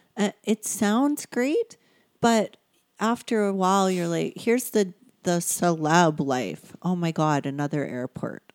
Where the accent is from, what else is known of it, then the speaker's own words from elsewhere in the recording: Sundre, Alberta, Canada; also born or lived in Hamilton, Ontario; I grew up in a small little town. It was a village when we moved to it. Um, it's a couple hours away from here, Sundry, Alberta.